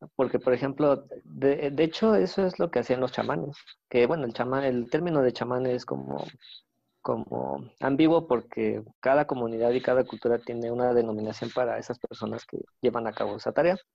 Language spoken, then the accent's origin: Spanish; Querétaro, Mexico; yo que soy de Querétaro, acá en el, en el Tepe